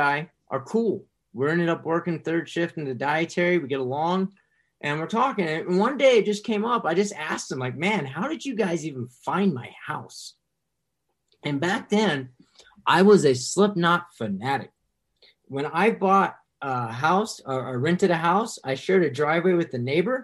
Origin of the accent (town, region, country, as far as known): Decatur, United States